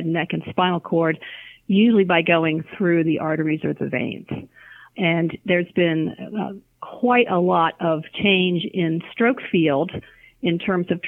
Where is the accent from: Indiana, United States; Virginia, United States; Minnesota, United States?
Virginia, United States; Alexandria; also born or lived in Washington, D.C.; I was born in Washington, D.C., grew up in Alexandria